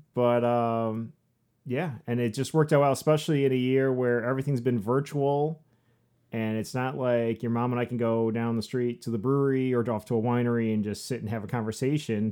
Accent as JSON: {"language": "English", "region": "Southwest Michigan", "country": "United States", "tie": "born or raised there", "also_born_or_lived": "Upper Peninsula, Michigan", "said": "I grew up here. I grew up in Southwest Michigan, uh, born and raised"}